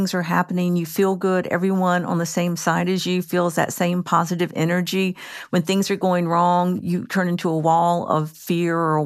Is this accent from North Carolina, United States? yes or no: yes; North Carolina, United States; I'm from Carolina, North Carolina.